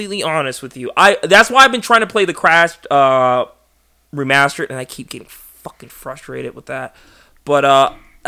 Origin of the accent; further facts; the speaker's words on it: Panama; moved away; growing up in Panama